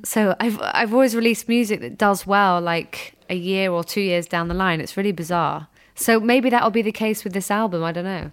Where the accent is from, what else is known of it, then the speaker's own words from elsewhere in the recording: United Kingdom; I'm this British girl